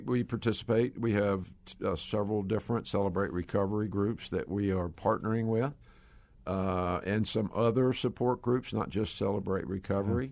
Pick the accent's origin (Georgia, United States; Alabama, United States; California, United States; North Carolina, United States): Georgia, United States; I, uh, am a Georgia boy. Uh, you probably can tell by my accent.